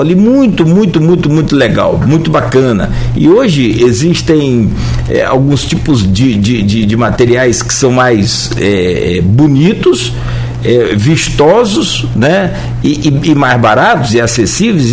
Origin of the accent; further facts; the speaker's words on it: Italva, Rio de Janeiro, Brazil; eu tenho 51 anos, eu sou de Italva.